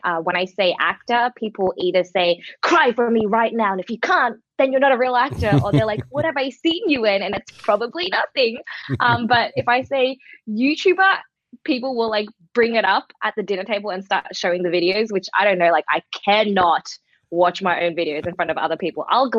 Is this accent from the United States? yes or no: no; Melbourne, Victoria, Australia; also born or lived in Shanghai; So I was born and raised in Melbourne. I'm a Chinese-born Australian, so I speak Mandarin and Shanghainese, and ever since I grew up, I always kind of maintained that culture at home.